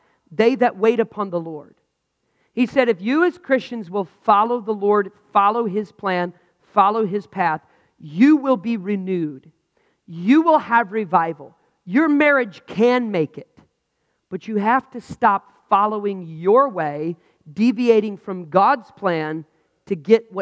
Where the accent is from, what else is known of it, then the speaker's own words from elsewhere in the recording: United States; I'm frustrated as an American.